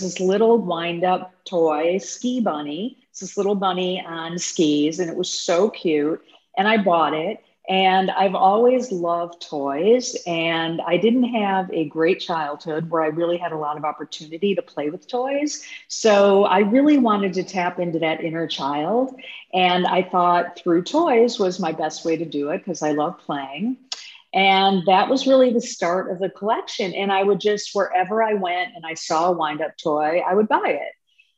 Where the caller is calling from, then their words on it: Chicago, Illinois, United States; Today, I'm zooming in from Chicago.